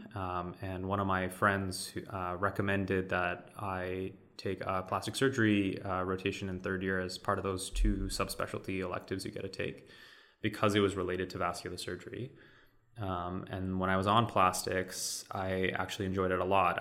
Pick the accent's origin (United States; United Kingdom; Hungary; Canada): Canada; Vancouver, British Columbia; I am kind of born and raised in Vancouver